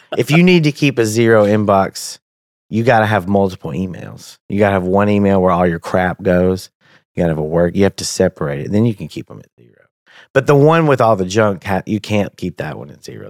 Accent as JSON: {"language": "English", "region": "Tennessee", "country": "United States", "also_born_or_lived": "Danville, Kentucky", "moved": "as an adult", "lives_now": "Lexington, United States", "said": "I'm from Tennessee. I live in Kentucky now."}